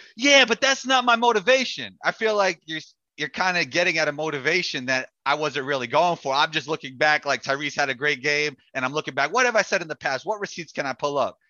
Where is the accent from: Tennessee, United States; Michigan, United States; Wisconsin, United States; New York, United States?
New York, United States; I'm from New York